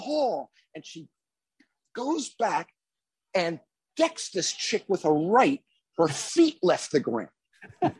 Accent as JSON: {"language": "English", "region": "New Jersey", "country": "United States", "tie": "born or raised there", "also_born_or_lived": "Philadelphia", "said": "I grew up in Jersey"}